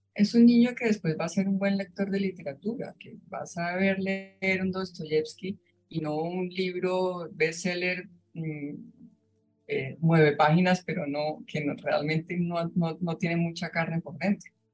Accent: Colombia; en mi país, en Colombia

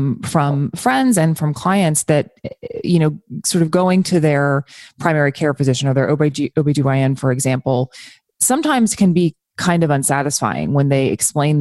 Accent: United States; as an American

